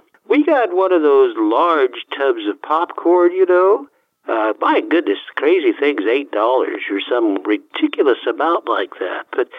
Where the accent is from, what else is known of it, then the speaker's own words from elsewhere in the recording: Leominster, Massachusetts, United States; we've been here all of our lives, and … I have a beautiful home here just on the outskirts of the city limits here.